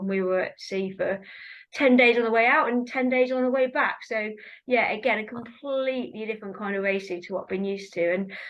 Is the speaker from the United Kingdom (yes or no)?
yes; South East England, United Kingdom; We grew up together on Hedgecourt, racing against each other.